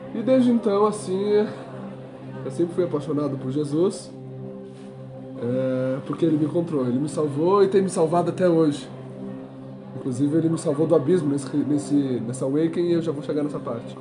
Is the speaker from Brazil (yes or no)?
yes; Pelotas, Rio Grande do Sul, Brazil; Eu sou do Rio Grande do Sul, cidade de Pelotas